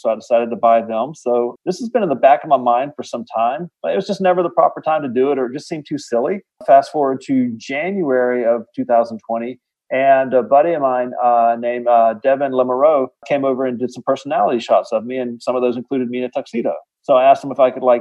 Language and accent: English; rural Alabama, United States; I grew up in Alabama, you know, surrounded by kittens